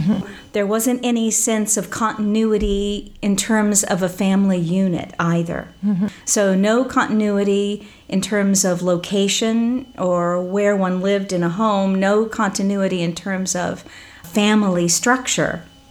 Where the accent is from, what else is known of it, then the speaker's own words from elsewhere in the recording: Midwest, United States; also born or lived in California; I come from the Midwest, from Oklahoma and Missouri, but I spent my life, my childhood on the road, traveling between the Midwest and California, Southern California. And so I don't have a sense of a hometown or a home.